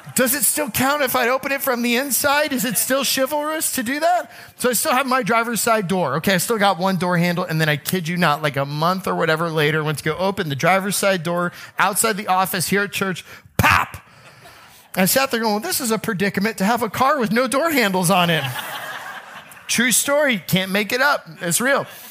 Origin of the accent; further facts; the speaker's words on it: Oldsmar, Florida, United States; I was growing up in Oldsmar, Florida